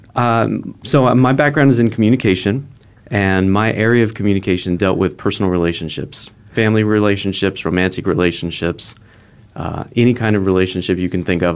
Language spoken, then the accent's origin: English; Phoenix, Arizona, United States; moved away; also born or lived in Fullerton, California / San Diego, California; Phoenix, back to my hometown